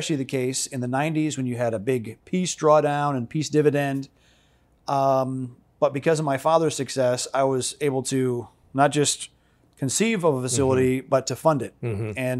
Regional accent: Holland, Michigan, United States; born there; I was born in Holland, Michigan, to a mom and dad and three older sisters.

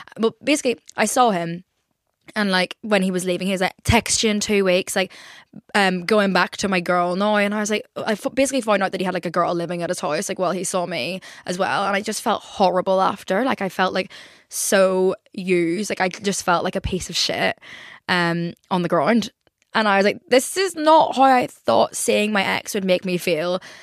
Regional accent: Ireland; I'm Irish

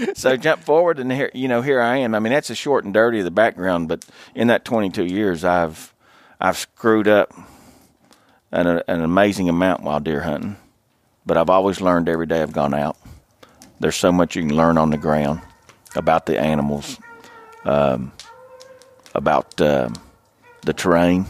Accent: Logan County, Southern West Virginia, United States; I grew up in Southern West Virginia. Uh, I grew up in one of the only, uh, one of four bow hunting only counties. uh, in Logan County.

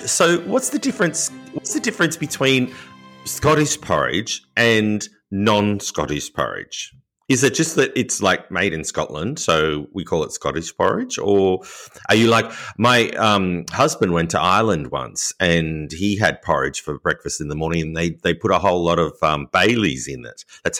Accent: Australia; accent: Australian; my Australian accent.

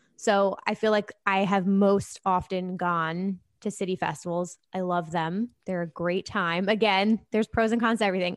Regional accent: New Jersey, United States; I'm from New Jersey

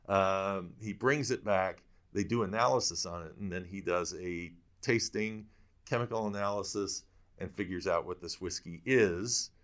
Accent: Michigan, United States; I'm from Michigan

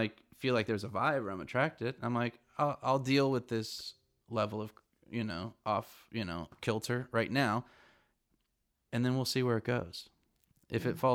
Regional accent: California, United States; I'm from California

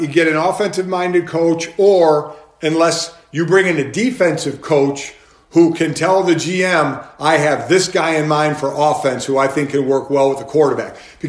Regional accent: Cleveland, Ohio, United States; Yeah, my hometown, man. Let me tell you, the way I grew up there

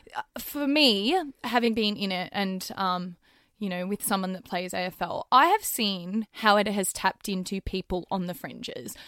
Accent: Australia; growing up in Australia

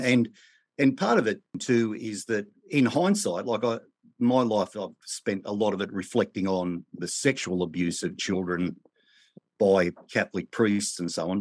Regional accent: Australia; I was born in Australia in the nineteen sixties

